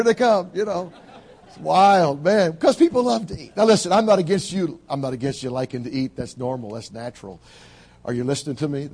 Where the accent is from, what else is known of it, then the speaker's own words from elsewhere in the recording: Georgia, United States; I grew up in Georgia, down south, where when I grew up, we all had gardens